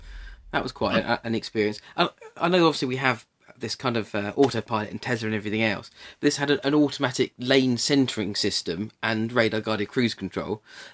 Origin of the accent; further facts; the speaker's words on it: Shoreham-by-Sea, South East England, United Kingdom; Shoreham is my hometown, and the air show was used to fly down the main road where I lived.